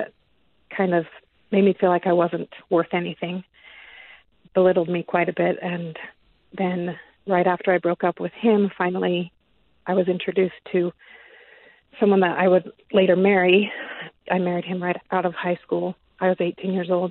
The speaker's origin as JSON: {"language": "English", "town": "West Valley City", "region": "Utah", "country": "United States", "tie": "born or raised there", "said": "I grew up born and raised in Utah. I've never lived anywhere else."}